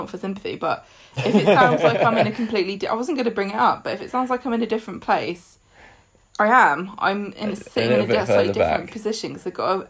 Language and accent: English; England, United Kingdom; because I'm English.